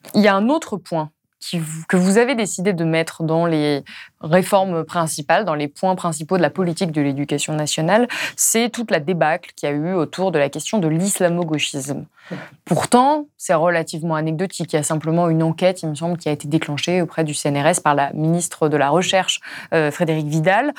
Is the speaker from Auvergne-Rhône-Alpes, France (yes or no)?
yes; Ardèche, Auvergne-Rhône-Alpes, France; je viens d'Ardèche, d'un tout petit village